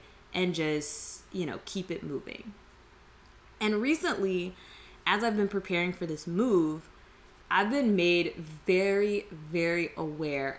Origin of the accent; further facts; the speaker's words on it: United States; Some of us are born, raised, all of our ancestry as far back as we can trace is here in America